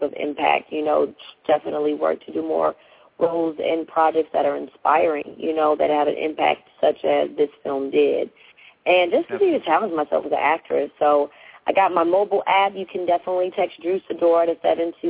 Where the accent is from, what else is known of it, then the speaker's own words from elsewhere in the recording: Chicago, Illinois, United States; moved away; I'm from Chicago, so obviously, you know, I'm really dedicated to my city